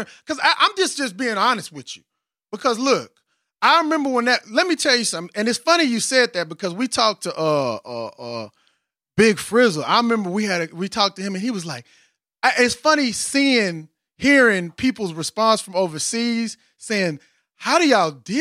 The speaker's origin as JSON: {"language": "English", "town": "Austin", "region": "Texas", "country": "United States", "said": "I'm from Austin"}